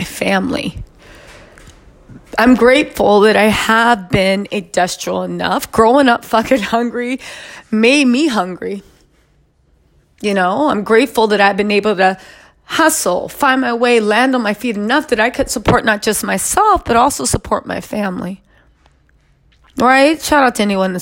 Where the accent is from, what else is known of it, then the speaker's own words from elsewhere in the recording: United States; I am Black American. I am an African American descendant of enslaved people